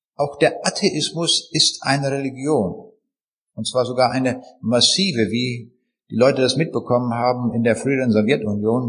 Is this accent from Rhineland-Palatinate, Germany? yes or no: no; Braunschweig, Lower Saxony, Germany; bei uns in Braunschweig